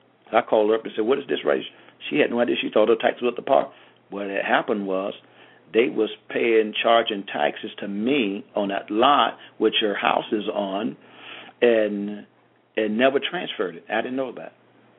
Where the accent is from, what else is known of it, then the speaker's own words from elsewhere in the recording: Georgia, United States; I'm from Georgia. I like my garage on the side or the back.